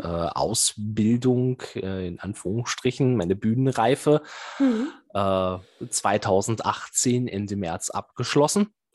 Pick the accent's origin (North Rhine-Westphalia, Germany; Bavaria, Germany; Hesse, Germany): North Rhine-Westphalia, Germany; Bielefeld; gebürtiger Bielefelder und immer noch hier verblieben